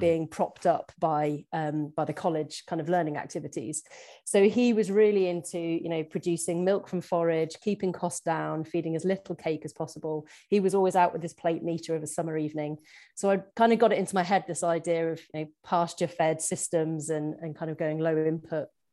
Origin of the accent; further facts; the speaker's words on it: Shropshire, West Midlands, United Kingdom; moved away as an adult; now in Scotland; I was actually born and brought up in very rural Shropshire